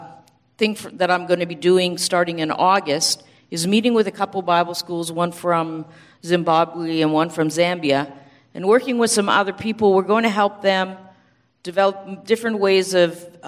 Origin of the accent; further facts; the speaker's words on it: Canada; moved away as an adult; I'm from Canada.